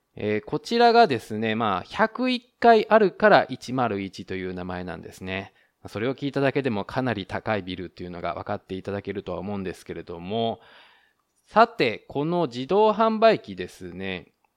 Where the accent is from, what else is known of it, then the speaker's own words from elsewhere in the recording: Japan; now in Taiwan; 日本の僕台湾人パートナーを持つ日本人